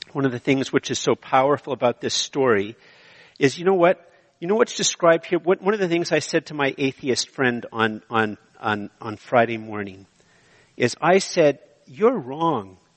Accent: Canada; I am so Canadian

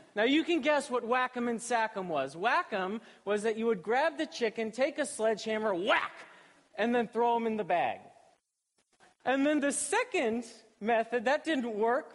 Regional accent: Columbus, Ohio, United States; I was born and raised in Columbus, Ohio.

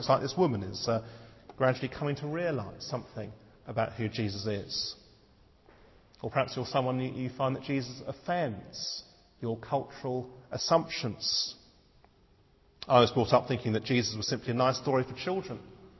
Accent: Malaysia; I spent 4 years of my life growing up in Malaysia.

